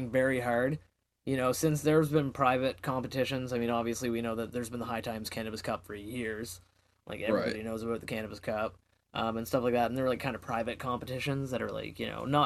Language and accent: English; Canada; I'm Canadian